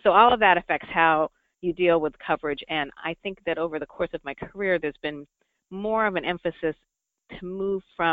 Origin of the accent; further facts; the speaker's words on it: Rhode Island, United States; moved away; also born or lived in upstate New York / Orlando; my home state of Rhode Island